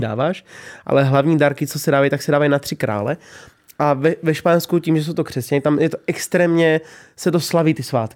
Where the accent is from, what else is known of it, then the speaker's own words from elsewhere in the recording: Bohemia, Czechia; u nás v Čechách